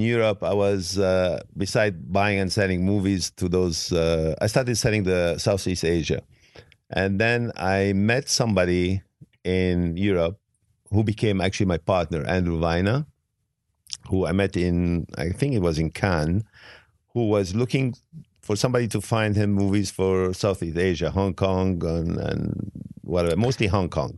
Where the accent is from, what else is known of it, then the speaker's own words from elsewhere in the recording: Beirut, Beirut Governorate, Lebanon; English is a second language; also born or lived in Italy / France / England / Switzerland; now in United States; I was living in Beirut. I was born in Beirut